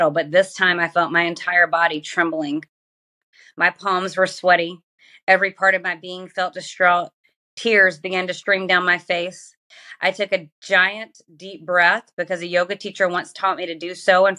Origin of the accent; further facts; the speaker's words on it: Georgia, United States; I grew up in Georgia and in the South, one of the most religious parts of the USA